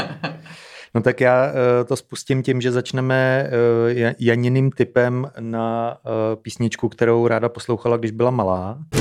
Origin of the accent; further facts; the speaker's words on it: Czechia; I'm from Čekoslovákia